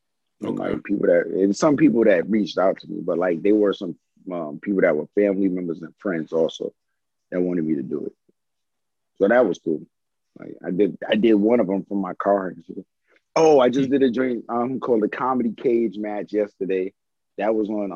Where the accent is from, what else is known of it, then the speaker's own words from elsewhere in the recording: New York City, New York, United States; now in Georgia, United States; growing up in New York in the Bronx